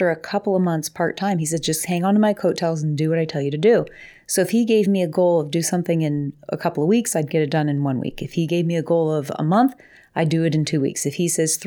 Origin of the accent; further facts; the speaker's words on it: Coitsville, Ohio, United States; I grew up in, well, Lowville, but it was in Coitsville